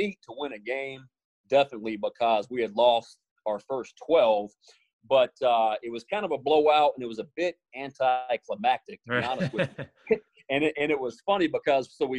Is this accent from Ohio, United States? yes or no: no; South Carolina, United States; moved away; also born or lived in Orlando, Florida; going back home to my home state. You know, I'd never lived in Columbia, but it was very close to Charleston.